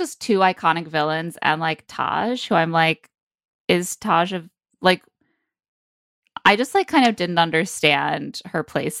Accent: Oklahoma, United States; How am I supposed to be good at dancing? I'm from Oklahoma.

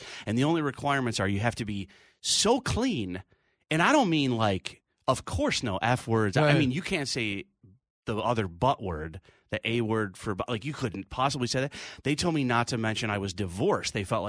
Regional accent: Rochester, New York, United States; now in New York City, United States; So I grew up in Rochester, New York.

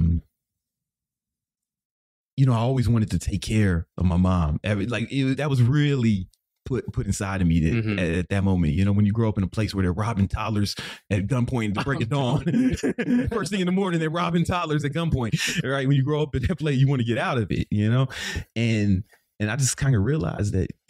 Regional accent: Chicago, Illinois, United States; I grew up on the South Side of Chicago

